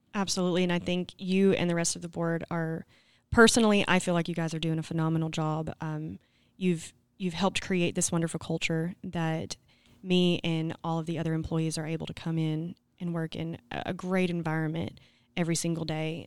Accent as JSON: {"language": "English", "town": "Scranton", "region": "Arkansas", "country": "United States", "said": "I'm from Scranton"}